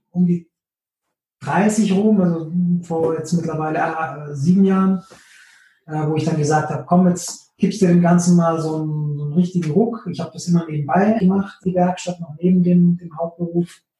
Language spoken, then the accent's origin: German; Konstanz, Baden-Württemberg, Germany; also born or lived in Stuttgart; Genau, also ich bin äh, komplett in Konstanz geboren, aufgewachsen, äh, Schule bis auf Studium, das habe ich dann in, in, in, Stuttgart gemacht